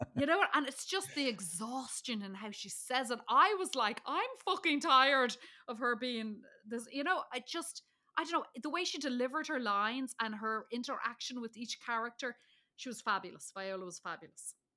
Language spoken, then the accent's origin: English; Dublin, Leinster, Ireland; I'm from Dublin. There was Port Marnock Beach. There was Howth. I could see, um, Ireland's Eye. I could see the cliffs of Howth, like, all from where I come from. And so I was like, "Oh, look, there's my home."